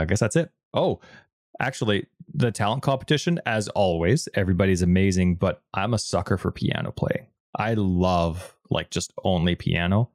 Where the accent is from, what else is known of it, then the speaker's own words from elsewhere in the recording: Canada; even though we're Canadian, we do not, uh, speak French either